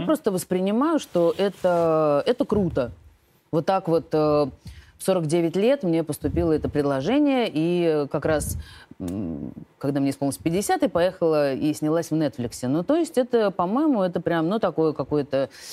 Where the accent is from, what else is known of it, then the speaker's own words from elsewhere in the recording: Russia; accent: Russian; Мы две из России